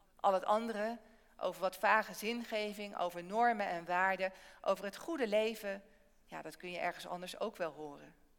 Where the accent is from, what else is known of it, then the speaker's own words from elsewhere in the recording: Barneveld, Gelderland, Netherlands; In Barneveld, waar ik vandaan kom, zit de kerk regelmatig vol.